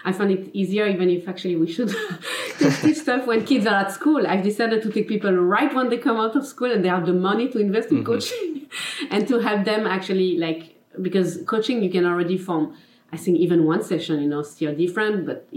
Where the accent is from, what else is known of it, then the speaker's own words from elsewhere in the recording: Geneva, Switzerland; first language French; English is a second language; I'm from Geneva, Switzerland. Mm-hmm. So my mother tongue is French, as you can probably see in my accent.